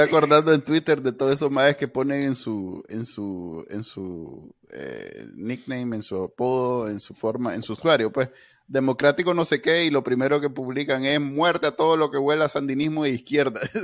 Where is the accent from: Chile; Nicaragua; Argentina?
Nicaragua; somos un país conservador